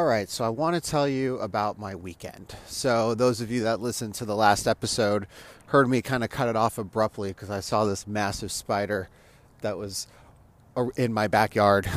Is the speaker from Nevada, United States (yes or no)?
yes; Las Vegas, Nevada, United States; moved away; I'm from Las Vegas